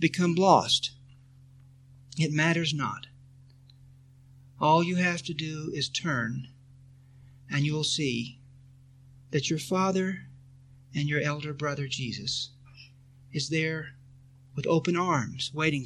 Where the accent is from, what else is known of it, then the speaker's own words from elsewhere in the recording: Texas, United States; when I was a boy growing up in Texas